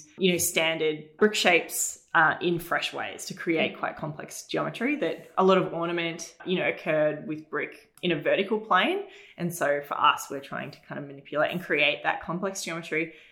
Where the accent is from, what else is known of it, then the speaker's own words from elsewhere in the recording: Berwick, Victoria, Australia; I'm from Berwick, which, you know, is very suburban now, but at the time it was very country. Even sort of the main drag of Berwick was very like a farm at the back of my house